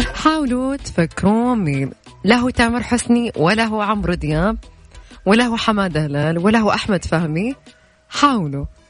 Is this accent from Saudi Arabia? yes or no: yes; Najd, Saudi Arabia; accent: Najdi; أنا وأميرة عشان كنا نتكلم نجدي